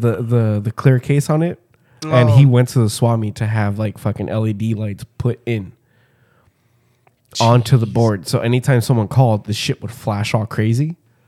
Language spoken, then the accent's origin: English; Brooklyn, New York, United States; Like, Brooklyn, where the fuck? Yeah, so I'm from Brooklyn.